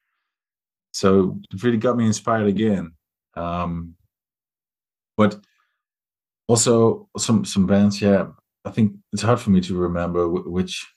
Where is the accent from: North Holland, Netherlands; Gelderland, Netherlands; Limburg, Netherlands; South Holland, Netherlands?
Gelderland, Netherlands; Achterhoek; moved away as an adult; now in Nijmegen, Netherlands; I grew up in the Achterhoek, which is a part of the Netherlands.